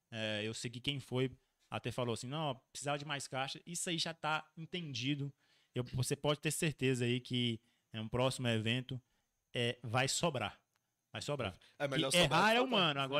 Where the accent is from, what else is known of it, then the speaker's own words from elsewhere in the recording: Montes Claros, Minas Gerais, Brazil; Falei assim, ô, oh, sou de Montes Claros. Cara, onde é que fica Montes Claros? Norte de Minas.